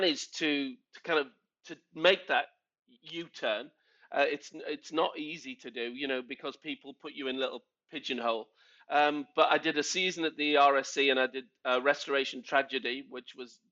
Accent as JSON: {"language": "English", "town": "Liverpool", "region": "North West England", "country": "United Kingdom", "tie": "born or raised there", "also_born_or_lived": "London", "moved": "as an adult", "lives_now": "Stockport, United Kingdom", "said": "I grew up in Liverpool when the … were coming right through"}